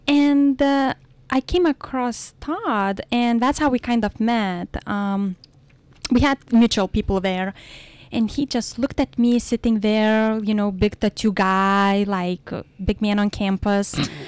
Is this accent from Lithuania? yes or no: yes; Lithuania; English is a second language; now in United States; Well, Lithuania is located between Russia and Poland. It's a very small country, 3 million people. We were part of Soviet Union before 1991.